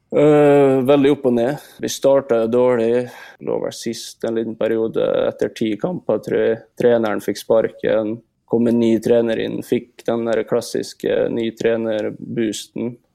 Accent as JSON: {"language": "Norwegian", "town": "Molde", "region": "Møre og Romsdal", "country": "Norway", "tie": "born or raised there", "also_born_or_lived": "France / Sweden", "moved": "as an adult", "said": "når man har bodd hjemme i Molde i 18 år"}